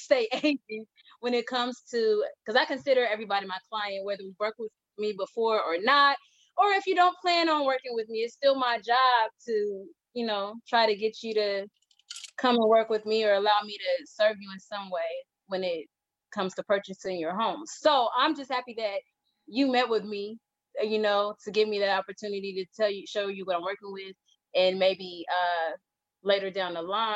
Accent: Portland, United States; it is my hometown and where I'm from

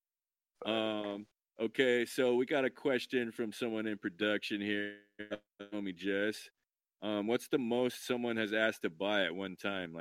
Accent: Idaho, United States; now in Portland, United States; Yeah, I'm from Idaho. Yeah. Been in Portland.

